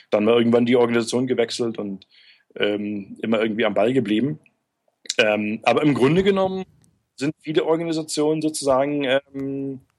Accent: Görlitz, Saxony, Germany; Äh, aus Görlitz, also gar nicht so weit weg

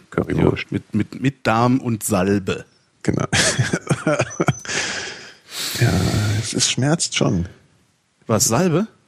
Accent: Wiesbaden, Hesse, Germany; Ich bin ja gar nicht aus Frankfurt eigentlich. Ich bin ja aus Wiesbaden.

